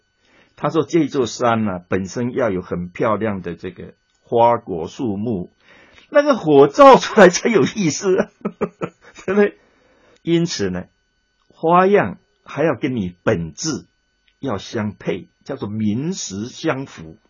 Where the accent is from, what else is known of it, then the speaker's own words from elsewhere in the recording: China; 我们中国人听话不是听你讲的对讲的错，我们先听你是跟我说难听一点，你是跟我同一派的还是不同一派？